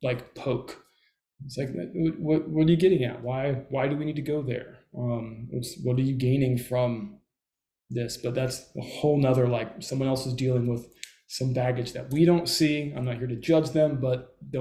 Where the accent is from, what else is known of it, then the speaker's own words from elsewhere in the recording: Southern California, United States; I grew up in Southern California.